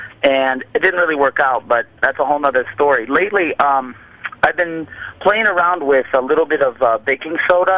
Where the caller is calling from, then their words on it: Chicago, Illinois, United States; I'm calling from Chicago.